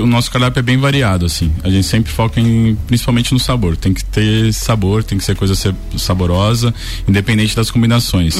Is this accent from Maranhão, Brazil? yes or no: no; São Paulo, Brazil; moved away as an adult; now in Itajaí, Brazil; Sou natural de São Paulo e tô em Itajaí, no Uva, fazem quatro anos